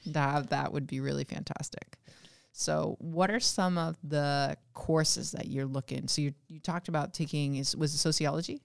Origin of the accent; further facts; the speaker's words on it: West Coast, United States; moved away; I'm from the West Coast, and I went to community college to take all of my math courses while I was a sophomore, junior, and senior in high school